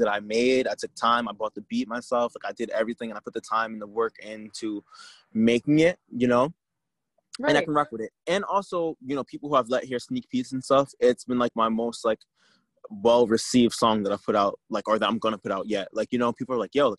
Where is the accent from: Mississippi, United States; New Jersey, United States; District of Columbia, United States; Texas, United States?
New Jersey, United States; I am from Jersey